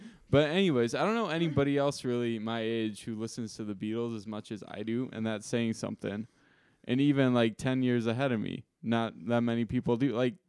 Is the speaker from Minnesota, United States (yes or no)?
yes; Owatonna, Minnesota, United States; where I grew up in Owatonna, Minnesota